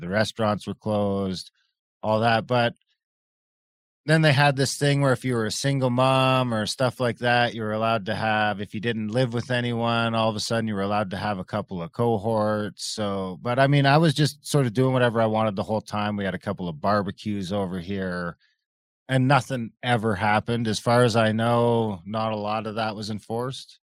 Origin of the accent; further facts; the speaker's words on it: Ontario, Canada; I grew up off reserve in Ontario